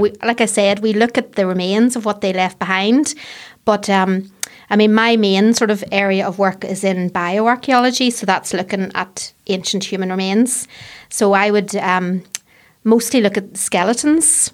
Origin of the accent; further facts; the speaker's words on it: Fermanagh, Northern Ireland, United Kingdom; moved away as an adult; now in Belfast, United Kingdom; I grew up in Fermanagh, so I, the, the countryside was my playground